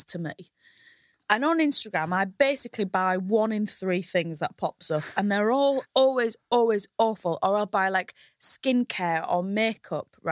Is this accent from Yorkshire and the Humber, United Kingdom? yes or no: yes; Hull, Yorkshire and the Humber, United Kingdom; moved away as an adult; now in London, United Kingdom